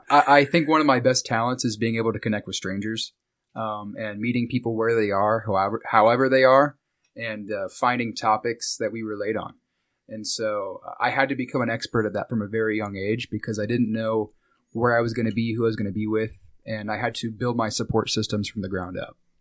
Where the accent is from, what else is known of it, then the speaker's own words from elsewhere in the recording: Wichita, Kansas, United States; moved away as an adult; also born or lived in Mulvane, Kansas / Hutchinson, Kansas; now in Tampa, United States; I grew up here in Wichita, Kansas. Uh, for the first eight years of my life, I, um, kinda moved around, and then this is where my family ended up hunkering down at. And I was here until I graduated high school.